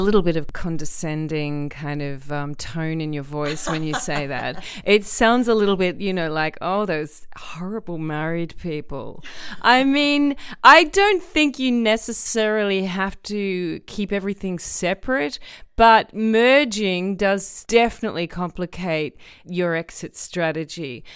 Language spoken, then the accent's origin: English; Australia; as someone who was raised predominantly in Australia